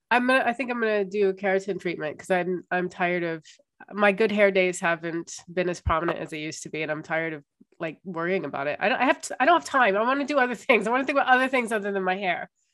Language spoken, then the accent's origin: English; Ohio, United States; I grew up in Ohio in the 90s